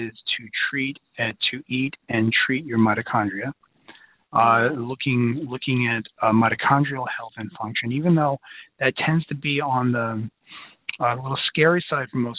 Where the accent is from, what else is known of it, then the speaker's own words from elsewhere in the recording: New York City, New York, United States; I'm from Brooklyn